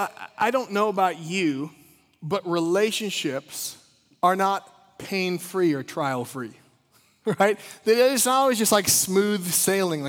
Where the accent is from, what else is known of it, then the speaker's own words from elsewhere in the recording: Midwest, United States; I grew up in the Midwest